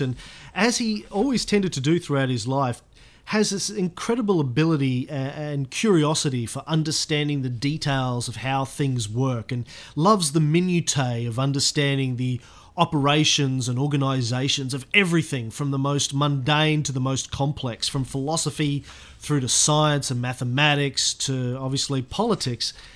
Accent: Australia; as an Australian of the 21st century

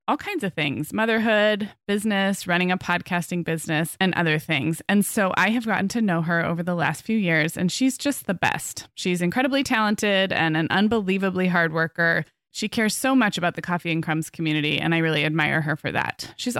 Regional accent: California, United States; I'm a Californian, but I haven't spent a lot of time there.

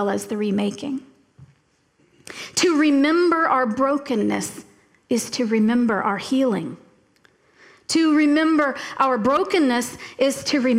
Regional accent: Florida Keys, United States; moved away; also born or lived in Tallahassee, Florida; I grew up in the Florida Keys, and I moved to Tallahassee about 2 years before Hurricane Andrew went through South Florida

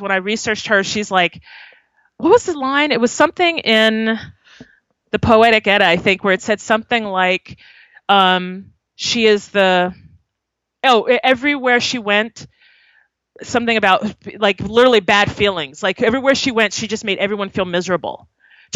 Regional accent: Long Island, New York, United States; moved away; I'm from Long Island originally

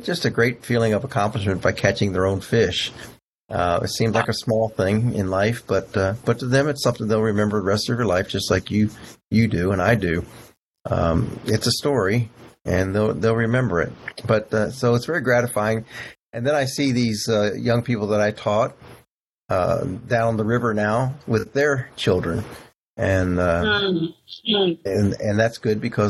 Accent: Texas, United States; I was from Texas

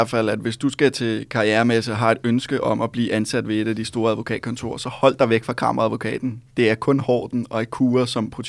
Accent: Thailand; now in Denmark; den lignede noget, jeg købte, øh, da jeg var lille i Thailand.

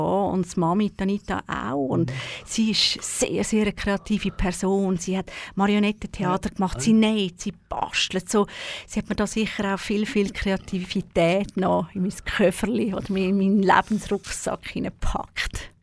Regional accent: Baden, Aargau, Switzerland; also born or lived in Zürich; in Baden. Also ich bin zu Baden in die Schule gegangen

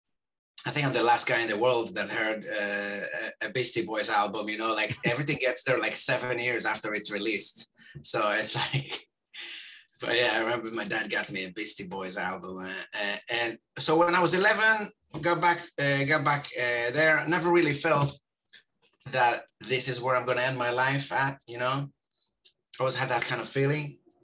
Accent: Israel; born there; And I was born in Israel, home of the system circumventers.

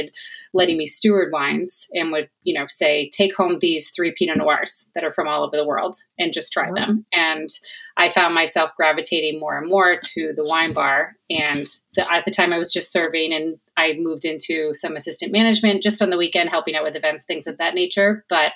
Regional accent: Cape Cod, Massachusetts, United States; moved away as an adult; also born or lived in New Hampshire / Charleston, South Carolina; now in Boston, United States; I am born and raised on Cape Cod. I lived there my whole life.

